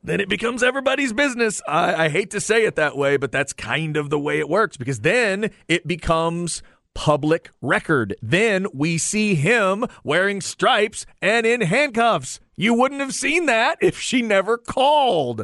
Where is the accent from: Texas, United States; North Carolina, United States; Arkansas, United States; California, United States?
Texas, United States; We say pecan down here